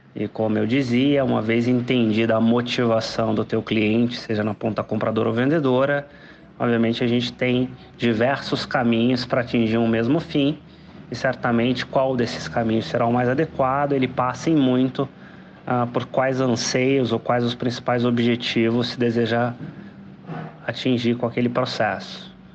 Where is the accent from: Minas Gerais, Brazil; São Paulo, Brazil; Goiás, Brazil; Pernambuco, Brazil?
Minas Gerais, Brazil; como bom mineiro